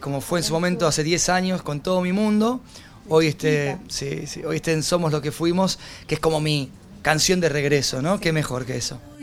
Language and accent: Spanish; Argentina; moved away as an adult; also born or lived in Mexico; Cuando volví a Argentina